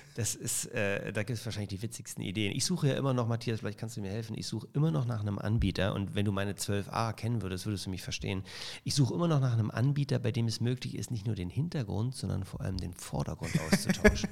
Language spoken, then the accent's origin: German; Germany; also born or lived in Toronto, Canada; da war ich The German in Kanada